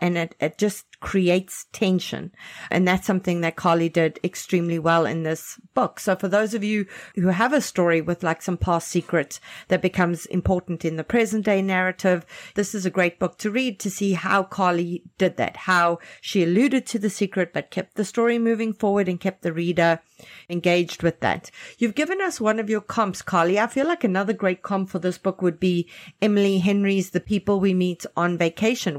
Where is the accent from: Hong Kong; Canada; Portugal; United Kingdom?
Canada; Canadian writers